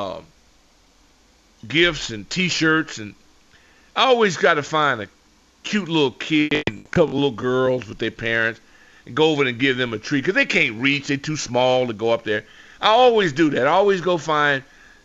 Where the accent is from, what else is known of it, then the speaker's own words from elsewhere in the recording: Los Angeles, California, United States; moved away; as a Laker fan growing up in Los Angeles